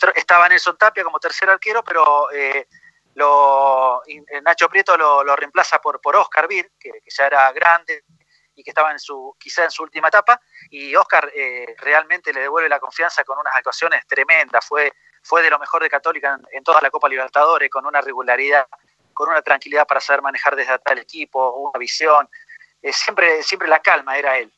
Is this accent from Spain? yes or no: no; Argentina; moved away as an adult; also born or lived in Chile / Colombia / Mexico; nací en Argentina, me siento muy argentino